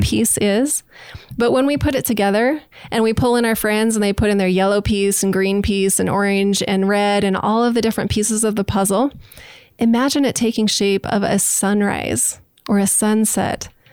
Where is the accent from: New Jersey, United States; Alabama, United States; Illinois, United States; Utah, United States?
Utah, United States; also born or lived in New Orleans, Louisiana / Nashville, Tennessee; now in Idaho Falls, United States; I grew up in Utah